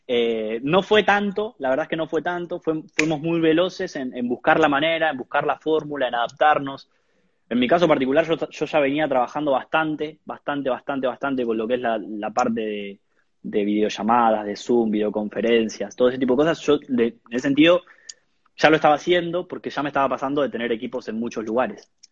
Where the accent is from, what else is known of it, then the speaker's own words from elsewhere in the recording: La Plata, Buenos Aires Province, Argentina; Como te contaba, yo soy de La Plata, era de, La Plata Capital.